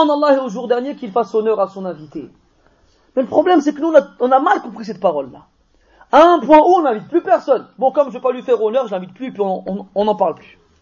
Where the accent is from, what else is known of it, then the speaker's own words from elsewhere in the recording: France; on est des Français, on est né ici, on est formaté ici.